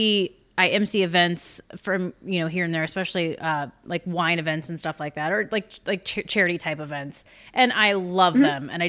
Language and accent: English; South Carolina, United States; I'm from South Carolina and I'm from a large family